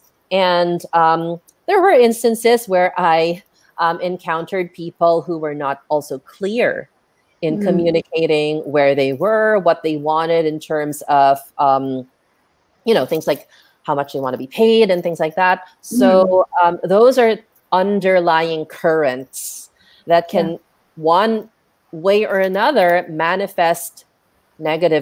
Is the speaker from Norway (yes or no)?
no; Philippines; our habits and behaviors as Filipino freelancers